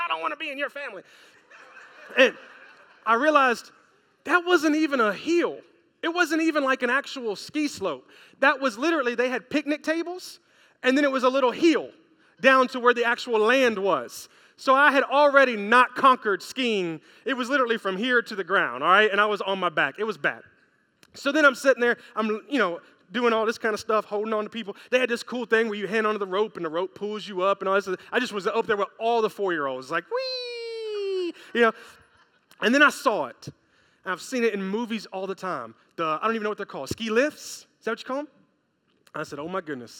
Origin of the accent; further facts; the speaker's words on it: Memphis, Tennessee, United States; I'm from Memphis, Tennessee